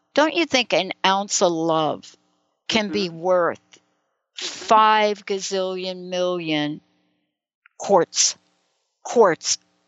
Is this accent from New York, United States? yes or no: yes; New York City, New York, United States; listen, growing up in New York City, and it doesn't matter whether you've grown up in the streets of New York City or you're growing up in Beverly Hills